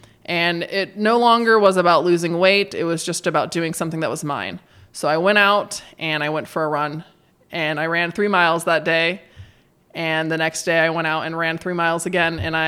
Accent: Idaho, United States; born or raised there; moved away as an adult; now in Bend, United States

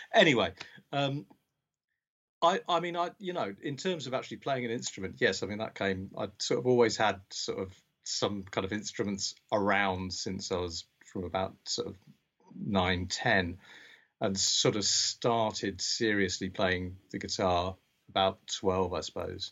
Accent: Berkshire, South East England, United Kingdom; also born or lived in Scotland; I was born in Scotland, but um, uh, from quite young I uh, grew up in Berkshire

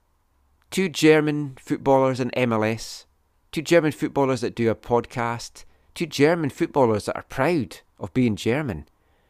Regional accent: Scotland, United Kingdom; now in Vancouver, Canada; I'm Scottish

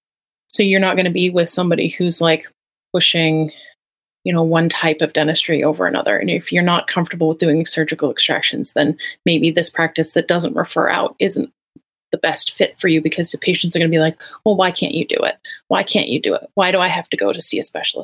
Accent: Maine, United States; now in Lincoln, United States; I knew I wanted to stay in Maine because that's where I was born and raised.

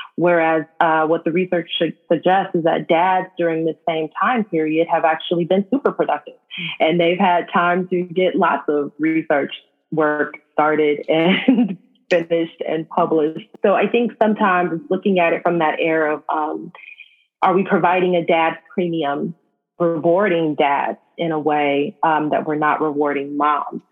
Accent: Los Angeles, California, United States; I grew up in South

